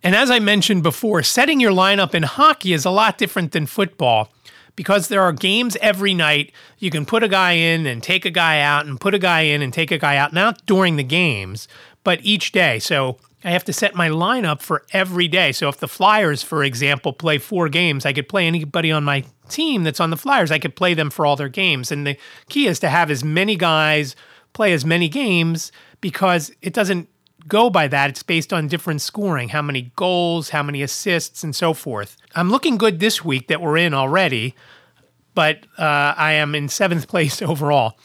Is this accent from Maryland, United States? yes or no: no; Philadelphia, Pennsylvania, United States; from Philadelphia